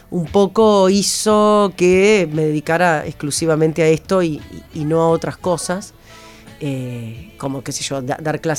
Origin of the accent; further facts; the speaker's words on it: Paysandú, Uruguay; yo soy de Paysandú, me imaginaba una señora casada, con hijos, en Paysandú